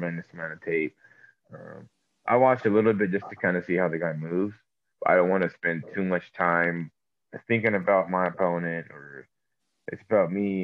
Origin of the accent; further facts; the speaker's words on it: Sacramento, California, United States; also born or lived in Santa Barbara, California; I'm from Sacramento, California, the West Coast. I was born in Santa Barbara